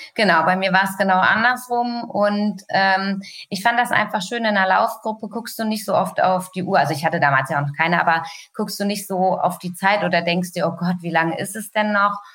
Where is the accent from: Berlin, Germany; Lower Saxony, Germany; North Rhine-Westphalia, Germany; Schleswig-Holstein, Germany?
Lower Saxony, Germany; Hanover; ich selber als Hannoveraner hat man natürlich immer äh, sozusagen auf der anderen Seite gestanden